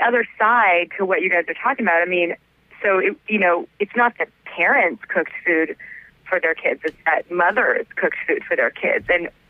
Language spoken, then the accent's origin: English; West Coast, United States; now in New York, United States; No, I'm from the West Coast.